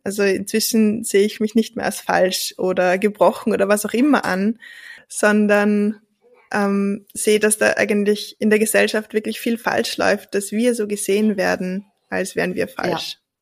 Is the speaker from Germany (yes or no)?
no; Austria; ich bin wirklich in einem Dorf aufgewachsen